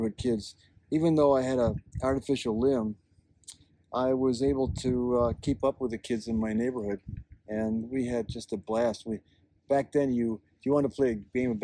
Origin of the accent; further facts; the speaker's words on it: Schenectady, New York, United States; now in Madison, United States; I grew up in upstate New York.